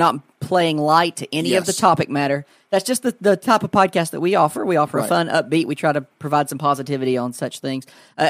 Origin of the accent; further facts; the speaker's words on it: Tennessee, United States; we're both from Tennessee